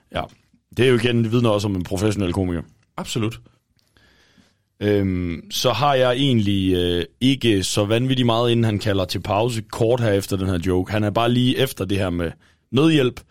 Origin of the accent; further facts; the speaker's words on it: Thisted, North Denmark Region, Denmark; moved away; hjemme i Tisted. Øh, jeg var, øh, var hjemme og besøgte mine forældre en weekend